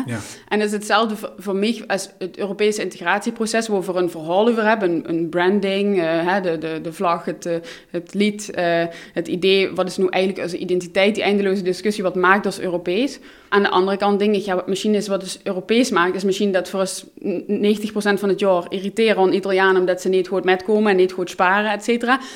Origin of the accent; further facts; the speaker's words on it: Maastricht, Limburg, Netherlands; first language Dutch; moved away as an adult; also born or lived in Utrecht; in mijn jeugd ook ervaren in Maastricht.